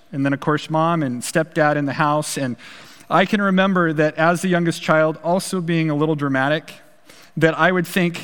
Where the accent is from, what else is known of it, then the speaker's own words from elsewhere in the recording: Pacific Northwest, United States; also born or lived in Portland, Oregon; growing up in the Pacific Northwest